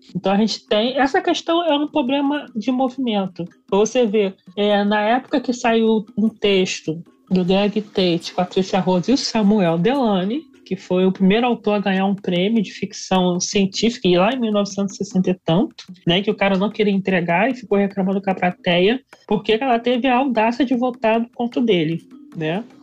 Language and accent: Portuguese; Baixada Fluminense, Rio de Janeiro, Brazil; sou aqui da Baixada Fluminense do Rio de Janeiro.